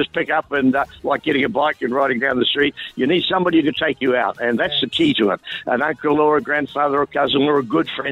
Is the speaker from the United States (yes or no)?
no; Auckland, New Zealand; I had a couple of uncles who had farms in the Waikato when I grew up in Auckland.